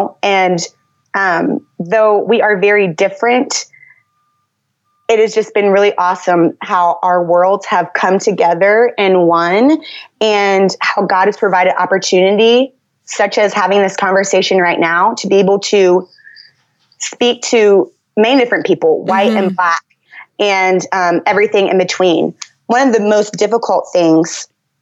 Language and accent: English; Northern Virginia, United States; I grew up in the Washington, D.C. area, so Northern Virginia primarily